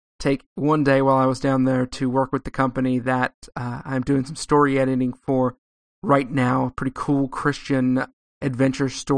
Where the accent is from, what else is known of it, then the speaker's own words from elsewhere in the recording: Southern California, United States; I live out in California, in sort of north central California, but I grew up in Southern California